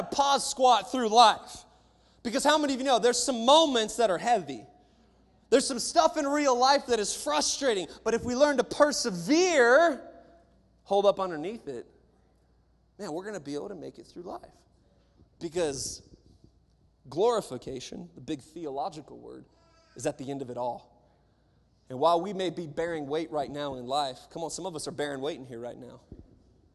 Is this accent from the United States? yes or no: yes; Covington, Washington, United States; the church that I grew up in Covington, Washington, small little church